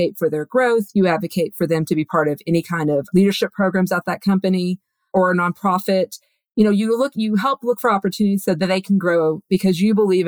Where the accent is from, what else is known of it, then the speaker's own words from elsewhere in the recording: Texas, United States; I'm from Texas, so I'm a big fan of another Texan